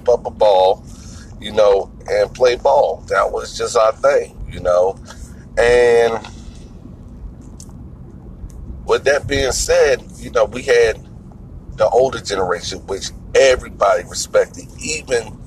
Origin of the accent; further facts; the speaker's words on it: Irvington, New Jersey, United States; moved away; also born or lived in Virginia; I grew up in Irvington, New Jersey.